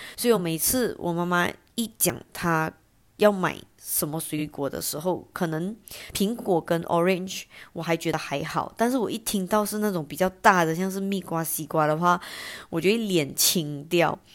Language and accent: Chinese; Johor Bahru, Johor, Malaysia; 我家附近有一个是 J B 这边最大的夜市